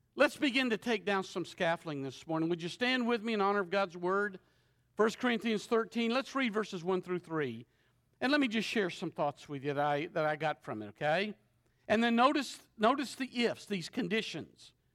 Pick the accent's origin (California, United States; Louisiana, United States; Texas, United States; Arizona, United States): Louisiana, United States; Shreveport; I'm from Shreveport, Louisiana